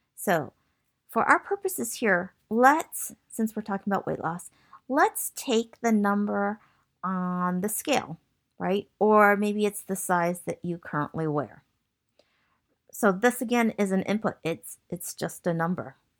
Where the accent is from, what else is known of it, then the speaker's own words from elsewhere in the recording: Michigan, United States; moved away as an adult; also born or lived in Massachusetts / San Francisco Bay Area; I was born in Massachusetts, and I grew up in Michigan